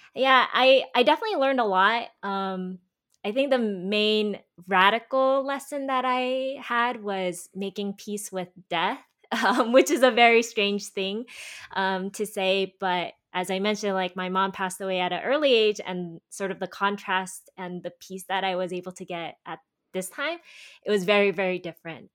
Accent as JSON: {"language": "English", "country": "United States", "tie": "born or raised there", "also_born_or_lived": "Korea", "said": "I was born in Korea and I was actually raised by my grandparents who moved to America"}